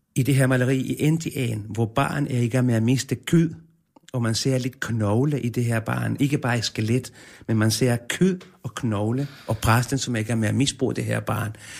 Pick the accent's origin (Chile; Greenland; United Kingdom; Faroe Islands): Chile; born or raised there; now in Denmark